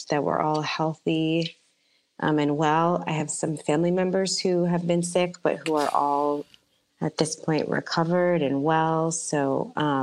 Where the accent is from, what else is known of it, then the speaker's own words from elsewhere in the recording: New York City, New York, United States; I was born in New York City. I grew up in the Bronx